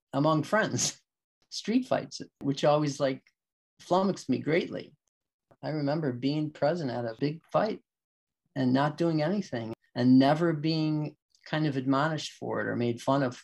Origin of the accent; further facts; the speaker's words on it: Chicago, Illinois, United States; I grew up in Bridgeport, just about 6 or 7 blocks from, maybe about a mile from Comiskey Park, White Sox Park.